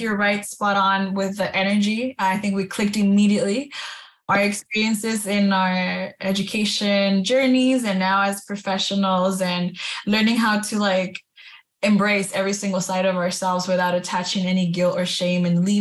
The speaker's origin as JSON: {"language": "English", "town": "Baldwin Park", "region": "California", "country": "United States", "tie": "born or raised there", "said": "I was born and raised in California, in Baldwin Park, California"}